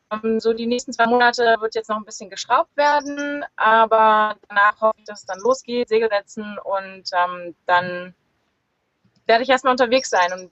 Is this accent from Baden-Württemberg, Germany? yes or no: no; Lüneburg, Lower Saxony, Germany; born there; ich bin 32 Jahre alt, bin geboren in Lüneburg in der Nähe von Hamburg